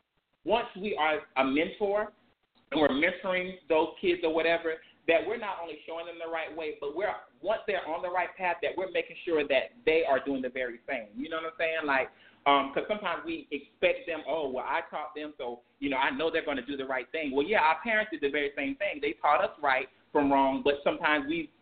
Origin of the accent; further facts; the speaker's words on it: South Carolina, United States; also born or lived in Atlanta / Washington, D.C.; now in New York, United States; I grew up in the country, and I grew up in South Carolina